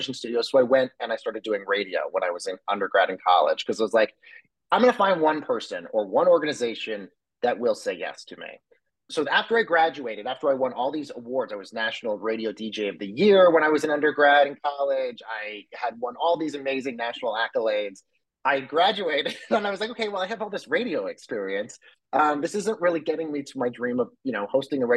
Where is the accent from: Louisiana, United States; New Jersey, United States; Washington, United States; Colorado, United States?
Colorado, United States; growing up in Colorado with a family that has no connections to the entertainment industry